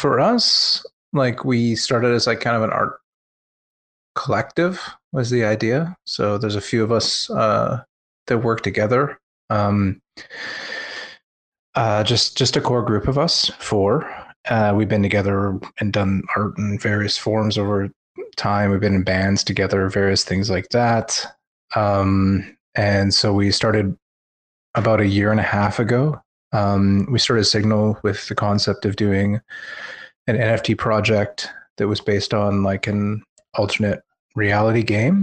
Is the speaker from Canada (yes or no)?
yes; British Columbia, Canada; Je viens de Colombie-Britannique, Canada